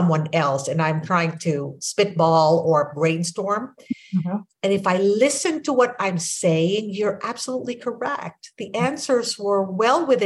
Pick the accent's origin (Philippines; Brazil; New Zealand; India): Philippines; first language Filipino; English is a second language; moved away as an adult; now in United States; English is my second language. Filipino is my first language